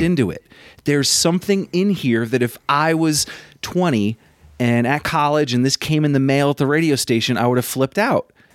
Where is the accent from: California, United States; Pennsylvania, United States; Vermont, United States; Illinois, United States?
Vermont, United States; I'm from Vermont.